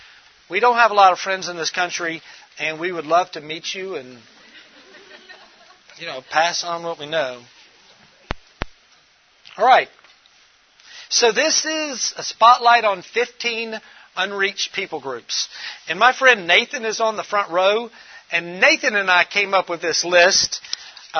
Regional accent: Memphis, Tennessee, United States; I'm originally from Memphis, Tennessee

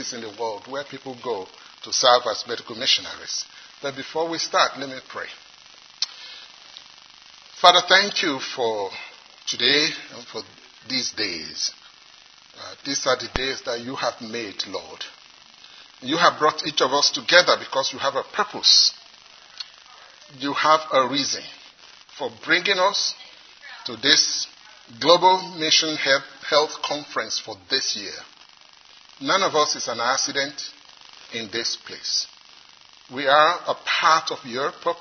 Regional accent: Nigeria; accent: Nigerian; now in South Carolina, United States; In the part of the world where I come from, some of you may have been able to guess already, I come from Nigeria, although I live in South Carolina now.

